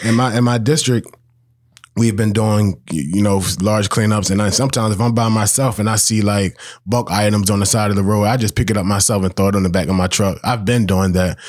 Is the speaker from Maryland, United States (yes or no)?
yes; Baltimore, Maryland, United States; I'm born, raised, bred in Baltimore.